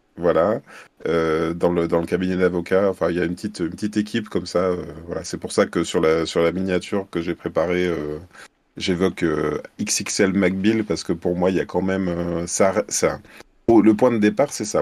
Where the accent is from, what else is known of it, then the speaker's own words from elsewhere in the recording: Lyon, Auvergne-Rhône-Alpes, France; je suis lyonnais et je fais aussi de la caricature en événementiel, donc à Lyon et ses environs